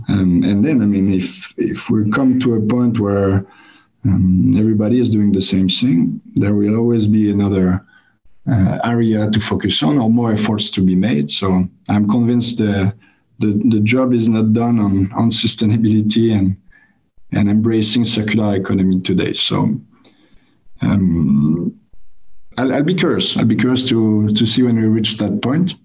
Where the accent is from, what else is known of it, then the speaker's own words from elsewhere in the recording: France; I come from France